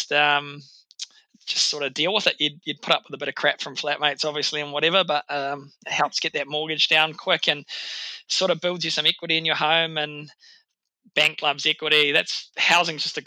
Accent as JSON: {"language": "English", "country": "New Zealand", "tie": "born or raised there", "said": "It's my hometown. It's actually where I've set up my gym now."}